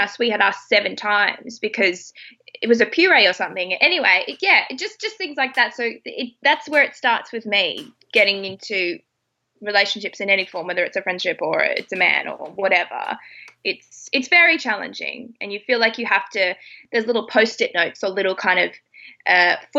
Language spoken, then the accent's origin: English; Australia; I'm Australian